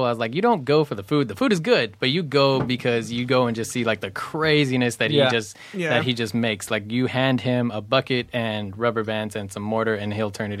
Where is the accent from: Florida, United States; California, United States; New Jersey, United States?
California, United States; Fontana; also born or lived in Los Angeles; I was born in L.A., raised in Fontana. Fontana is like adjacent to Riverside.